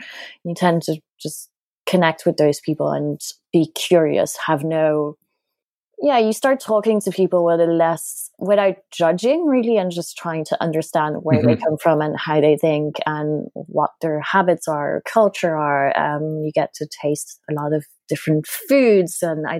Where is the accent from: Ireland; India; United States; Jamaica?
Ireland; Dublin, Leinster; also born or lived in Paris, France; So I'm French. You might not hear it, but I am. Both parents are French, and I was born in Paris. I stayed 2 years there that I don't really remember because we moved to Ireland straight away for my dad's job.